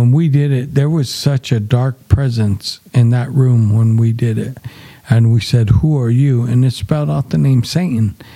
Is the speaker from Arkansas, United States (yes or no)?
no; Gallup, New Mexico, United States; moved away as an adult; now in Albuquerque, United States; we're from the Gallup area